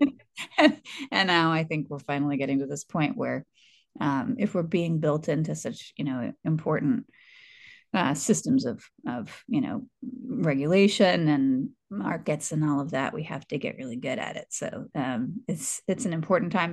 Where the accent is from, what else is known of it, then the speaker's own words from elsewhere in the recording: the South, United States; now in California, United States; I'm from the South